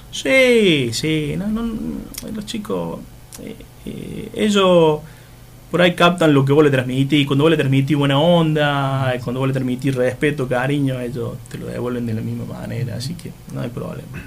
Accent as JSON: {"language": "Spanish", "town": "Oncativo", "region": "Córdoba", "country": "Argentina", "tie": "born or raised there", "moved": "as an adult", "lives_now": "Laguna Larga, Argentina", "said": "también soy nacido en Oncativo, sí, y después, bueno, por cuestiones de, trabajo, eh, me vine a vivir acá, en el 98."}